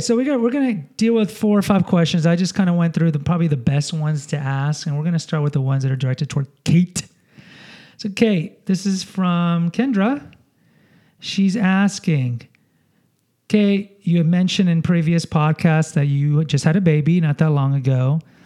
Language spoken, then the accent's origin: English; Houston, Texas, United States; now in San Antonio, United States; I grew up in Houston